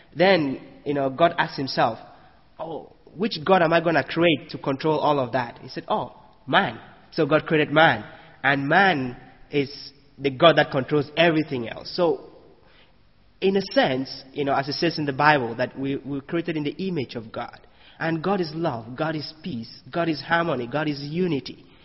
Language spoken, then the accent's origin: English; Cameroon; moved away as an adult; now in United States; I come from Cameroon. You know, I come to the U.S.